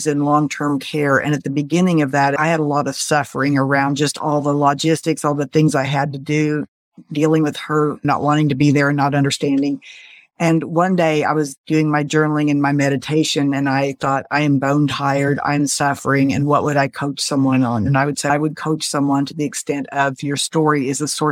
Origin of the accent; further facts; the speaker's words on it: Springfield, Missouri, United States; I grew up in the Midwest in Springfield, Missouri. I still live here.